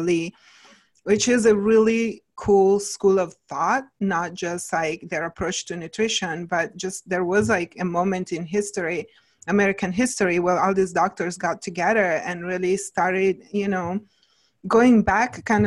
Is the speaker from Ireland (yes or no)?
no; Italy; moved away as an adult; now in Ojai, United States; I came when I was like 23 to the States. So it's been a minute, but at the same time I had, you know, my childhood and, you know, my younger years, I grew up in Italy